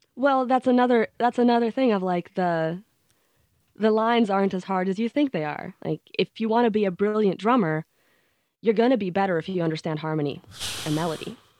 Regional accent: Sweden; growing up in Sweden

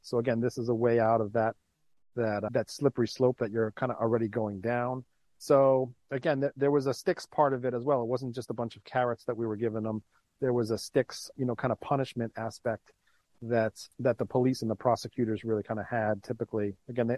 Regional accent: New York City, New York, United States; I was born and raised in New York

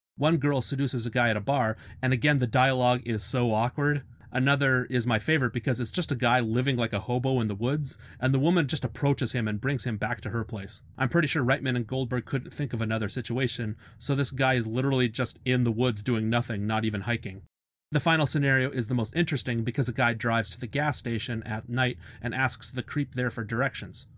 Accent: Canada; I'm Canadian

